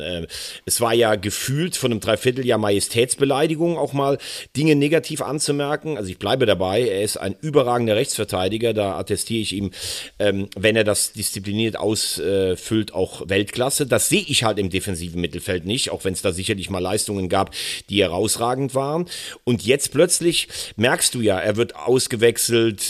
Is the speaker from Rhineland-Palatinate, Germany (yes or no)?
yes; Bell, Rhineland-Palatinate, Germany; ich bin ja in Bell geboren